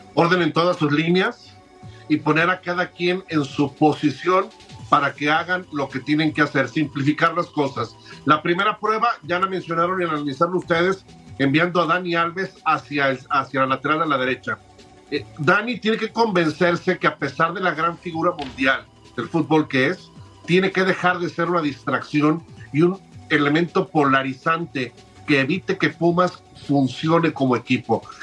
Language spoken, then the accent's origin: Spanish; Guadalajara, Jalisco, Mexico; soy originario de Guadalajara